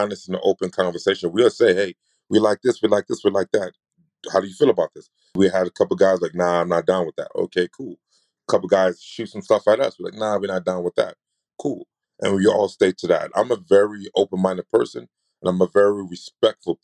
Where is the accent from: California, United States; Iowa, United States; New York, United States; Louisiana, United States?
New York, United States; I'm from New York